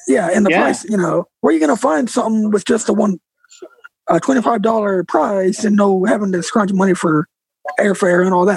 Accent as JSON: {"language": "English", "town": "Bakersfield", "region": "California", "country": "United States"}